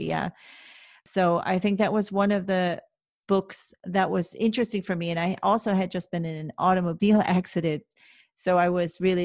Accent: United States; moved away as an adult; you grow up as an American

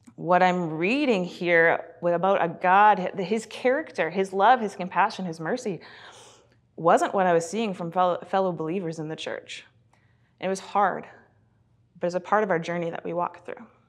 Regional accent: British Columbia, Canada; also born or lived in Kelowna, British Columbia / Sylvan Lake, Alberta / Red Deer, Alberta / Edmonton, Alberta; when we were eight, we moved out to B C

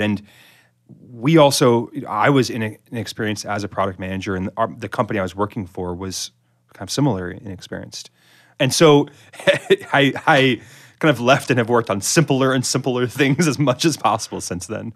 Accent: the Hamptons, Eastern Long Island, New York, United States; I grew up in the Hamptons in Eastern Long Island

